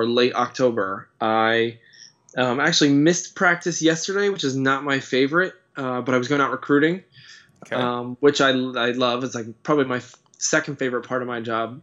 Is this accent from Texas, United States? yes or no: no; central New Jersey, United States; I grew up in central New Jersey, and I'm from a basketball family